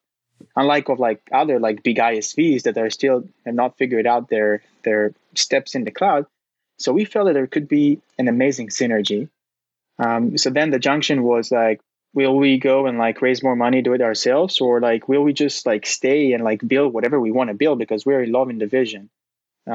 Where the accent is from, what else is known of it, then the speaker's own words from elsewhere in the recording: Tel Aviv, Tel Aviv District, Israel; moved away as an adult; now in San Francisco, United States; I'm originally from Israel, from Tel Aviv